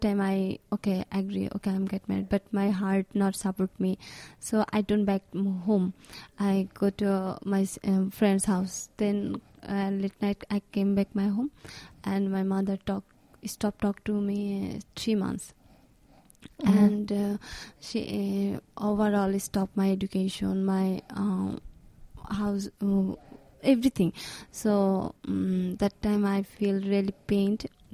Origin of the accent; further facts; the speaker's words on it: Bangladesh; from Bangladesh.